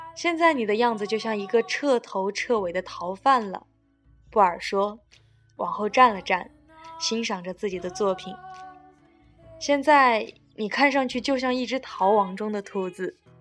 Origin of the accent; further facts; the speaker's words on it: Sichuan, China; 我也是四川的